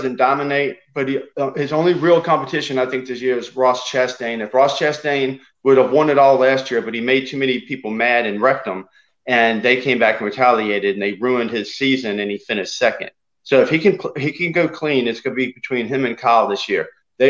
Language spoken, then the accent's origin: English; South Africa; eat chicken every day, but I'm from South Africa.